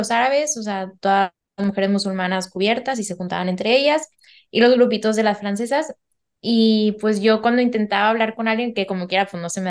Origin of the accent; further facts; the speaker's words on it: Germany; Spanish is a second language; Ya, pero yo soy alemana.